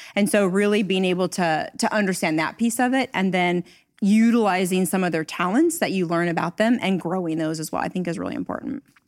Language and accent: English; Northern California, United States; I'm actually from Northern California, so I started my career here